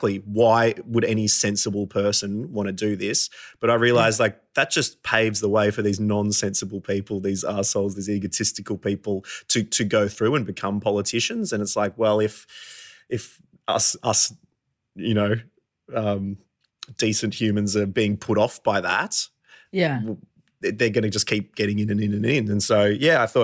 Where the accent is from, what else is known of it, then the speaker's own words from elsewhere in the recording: Warrnambool, Victoria, Australia; We grew up in Warrnambool together.